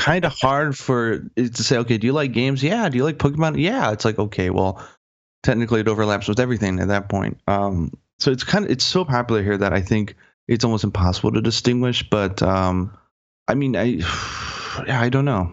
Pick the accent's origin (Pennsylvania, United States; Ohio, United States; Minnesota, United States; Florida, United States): Ohio, United States; Cleveland; moved away as an adult; now in Japan; I'm from Cleveland, Ohio, and in Cleveland, you can't, they don't exactly have Japanese language courses all over the place.